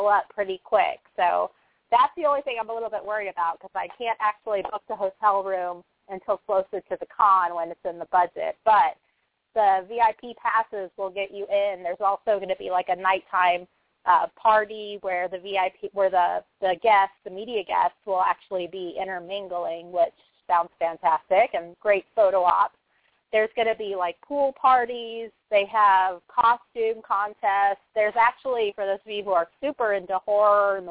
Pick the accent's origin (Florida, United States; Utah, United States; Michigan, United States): Florida, United States; Orlando; It's in my hometown